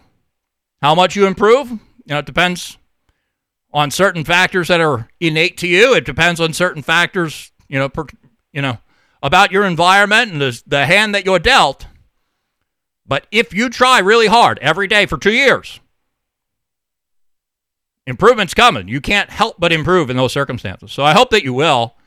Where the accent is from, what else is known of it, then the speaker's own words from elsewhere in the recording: New York, United States; now in New Hampshire, United States; I'm from New York. I live in New Hampshire